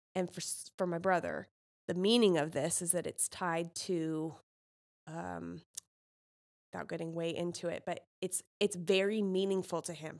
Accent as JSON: {"language": "English", "region": "California", "country": "United States", "moved": "yes", "lives_now": "Indiana, United States", "said": "as a Californian"}